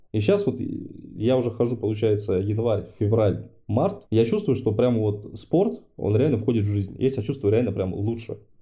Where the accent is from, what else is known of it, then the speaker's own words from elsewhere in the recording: Dnipro, Dnipropetrovsk Oblast, Ukraine; moved away; Я сам э, родился в Днепре, то есть я там ну, Украина для меня это родина. Я там все детство провел.